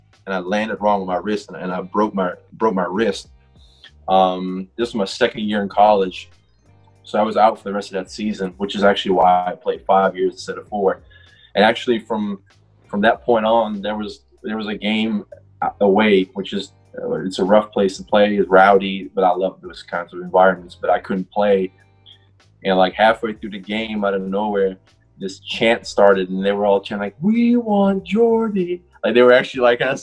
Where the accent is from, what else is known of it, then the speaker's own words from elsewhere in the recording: Netherlands; moved away as an adult; also born or lived in North Carolina; I grew up in Holland.